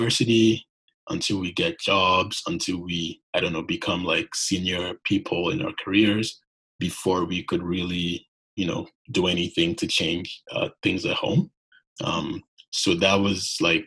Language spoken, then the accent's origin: English; Lagos, Nigeria; moved away as an adult; also born or lived in Abuja, Nigeria / Toronto, Canada; now in Canada; I'm from Nigeria, grew up, born in Lagos, and spent most of my life back in Nigeria before coming to Canada for university